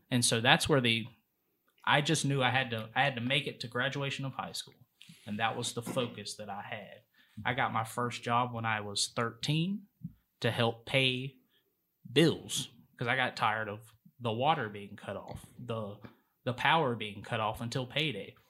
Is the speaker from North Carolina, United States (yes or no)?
yes; Charlotte, North Carolina, United States; I'm from Charlotte. Mm-hmm. Uh, was raised on the east side.